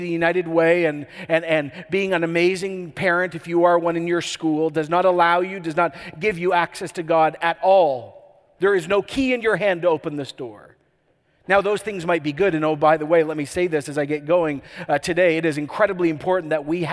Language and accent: English; Canada